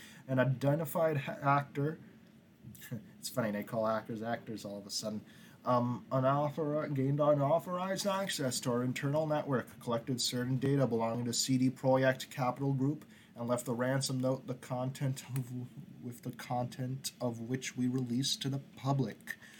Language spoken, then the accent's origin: English; United States; I keep on saying project, but that's because of me being so American. So North American